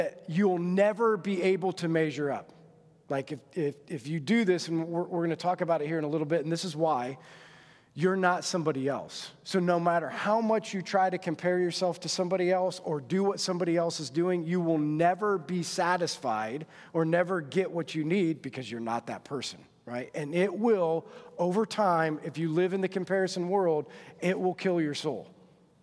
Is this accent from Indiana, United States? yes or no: yes; Monroe, Indiana, United States; I grew up in Monroe. And in Monroe, it was a very small school, went to Adams Central